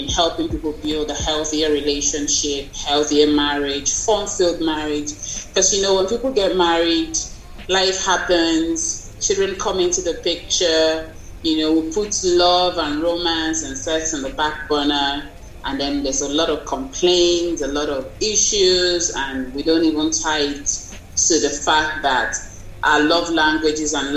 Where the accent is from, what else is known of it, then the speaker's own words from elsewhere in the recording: Nigeria; I'm from Nigeria.